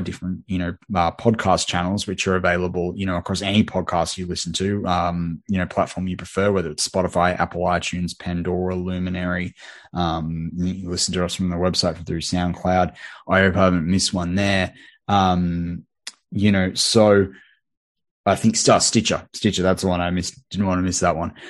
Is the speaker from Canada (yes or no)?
no; Australia; accent: Australian; I'm an Aussie